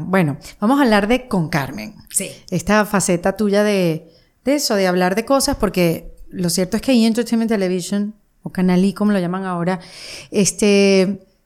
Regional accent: Panama; Y como los panameños somos así como los venezolanos, somos así como los latinos, digamos, por decirlo de una manera, muy habladores.

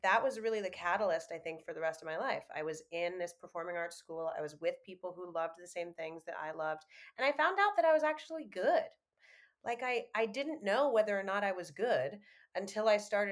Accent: New York, United States; I grew up in New York

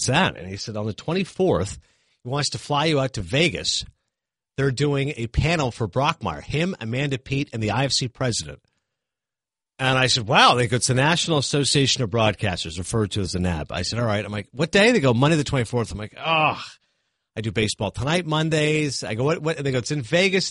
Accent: Kingston, Ontario, Canada; moved away; also born or lived in Hollywood, California; I grew up in Kingston

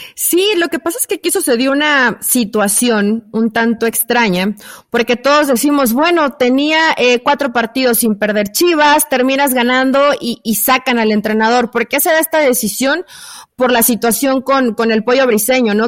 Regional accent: Mexico; yo como mexicana

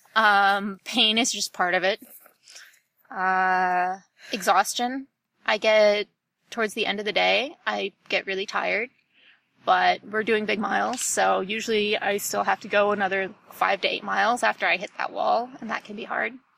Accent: Ohio, United States; now in Ann Arbor, United States; I grew up in Ohio. I currently live in Ann Arbor, Michigan.

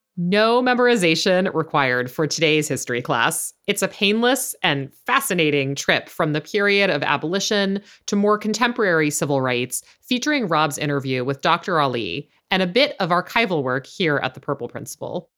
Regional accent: the South, United States; I grew up in the South

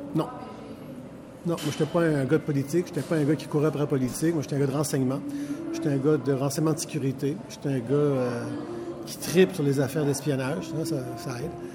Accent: Quebec City, Quebec, Canada; now in Saint-Bruno-de-Montarville, Canada; je suis né à Québec, je reste à Saint-Bruno, je suis québécois, francophone

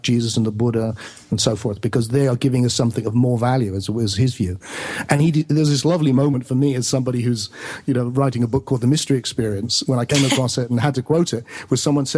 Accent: Glastonbury, South West England, United Kingdom; mainly I do it in my hometown of Glastonbury, which is a magical little place

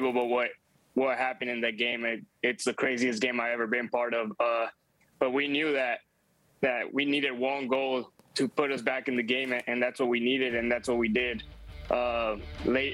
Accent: Mexico; I grew up in Mexico

